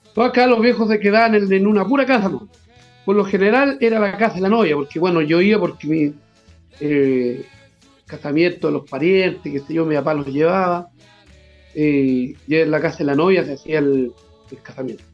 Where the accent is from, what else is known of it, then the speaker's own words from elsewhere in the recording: Monte Águila, Biobío, Chile; yo soy de Monte Águila, soy del campo